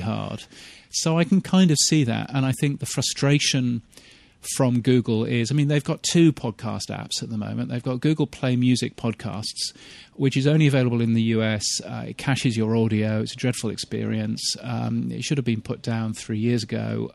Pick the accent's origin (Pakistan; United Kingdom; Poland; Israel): United Kingdom; moved away as an adult; also born or lived in Canada; now in Australia; as a British person who now lives in Australia